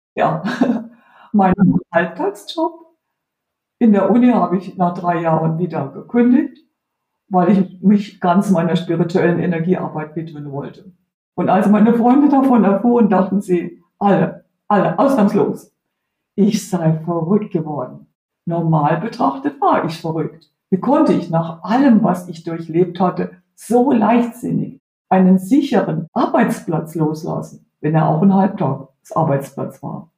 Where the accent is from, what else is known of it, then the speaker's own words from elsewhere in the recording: Heidelberg, Baden-Württemberg, Germany; moved away as an adult; also born or lived in Spain; eigenen Heimatstadt, wo ich aufgewachsen bin